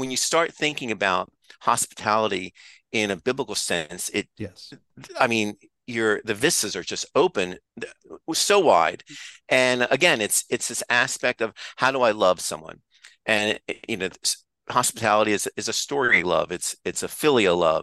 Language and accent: English; United States; I'm an American